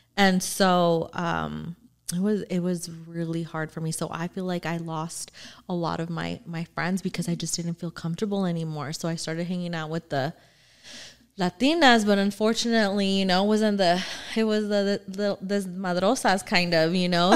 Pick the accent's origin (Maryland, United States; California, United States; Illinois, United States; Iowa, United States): California, United States; Orange County; also born or lived in Norwalk; I grew up in Orange County